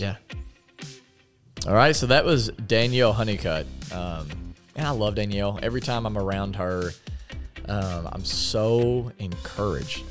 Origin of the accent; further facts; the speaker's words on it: United States; as an American